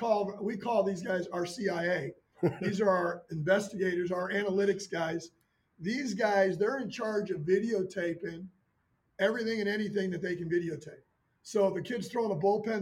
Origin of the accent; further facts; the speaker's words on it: Chicago, Illinois, United States; moved away; I'm from the Midwest. I'm from the Chicago area